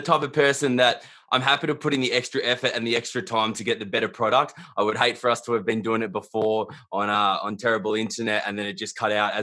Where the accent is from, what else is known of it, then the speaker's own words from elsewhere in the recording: Melbourne, Victoria, Australia; I'm from Melbourne